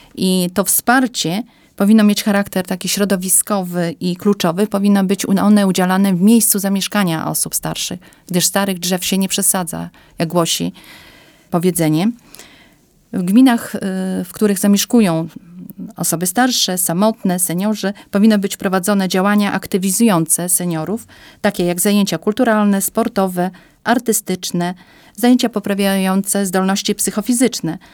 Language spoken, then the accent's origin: Polish; eastern Poland, Poland; also born or lived in Białystok; Pochodzę ze wsi. Obecnie mam dom rodzinny na wsi.